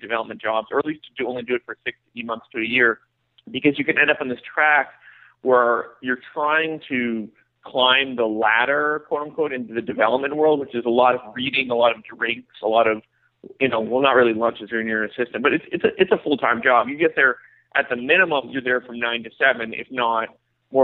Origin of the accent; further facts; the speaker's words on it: Canada; moved away as an adult; now in United States; being Canadian